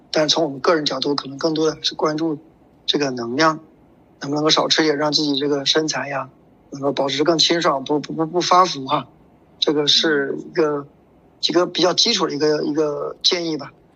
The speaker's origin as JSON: {"language": "Chinese", "country": "China", "said": "对于我们中国人来说，对于我们国人来说"}